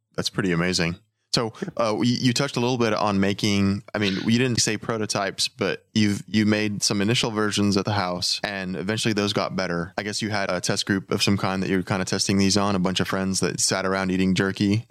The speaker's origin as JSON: {"language": "English", "region": "Texas", "country": "United States", "said": "I'm from Texas"}